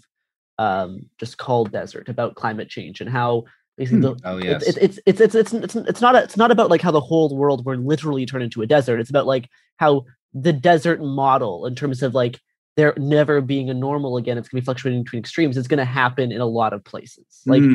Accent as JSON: {"language": "English", "country": "Canada", "lives_now": "Portland, United States", "said": "I did. Yeah, I'm Canadian."}